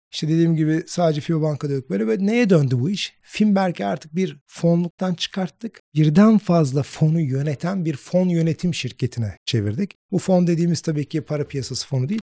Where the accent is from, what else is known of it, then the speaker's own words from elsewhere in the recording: İzmir, Turkey; moved away as an adult; now in Istanbul, Turkey; İzmirliyim. İş hayatına İzmir'de atıldım. Ondan sonra İstanbul'a gelip